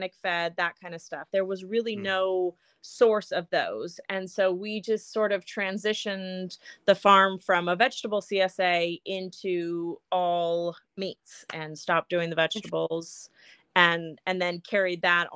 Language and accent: English; California, United States; moved away as an adult; now in Mackville, Kentucky, United States; I was actually born and raised in California